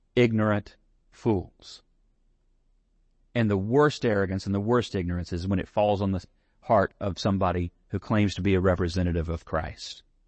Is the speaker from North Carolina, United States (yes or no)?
no; San Angelo, Texas, United States; I'm from San Angelo